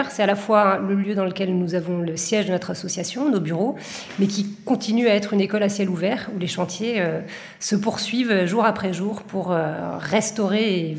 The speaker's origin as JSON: {"language": "French", "town": "Bordeaux", "region": "Nouvelle-Aquitaine", "country": "France", "lives_now": "Marseille, France", "said": "je suis originaire de Bordeaux, qui serait quelque part mon premier fief. Euh, j'ai pas mal changé après au cours de, ma vie de, lieu, mais je dirais que mon fief actuel, en tout cas mon fief de cœur, c'est évidemment Marseille"}